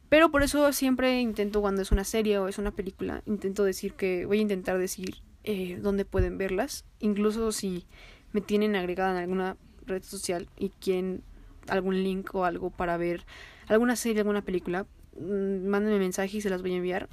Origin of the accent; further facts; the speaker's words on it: Mexico; así como somos nosotros los mexicanos